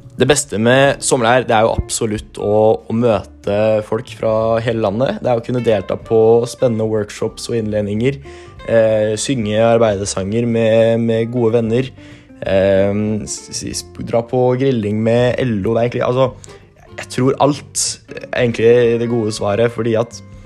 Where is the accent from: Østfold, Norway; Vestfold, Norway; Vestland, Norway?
Østfold, Norway; Fredrikstad; jeg kommer fra Fredrikstad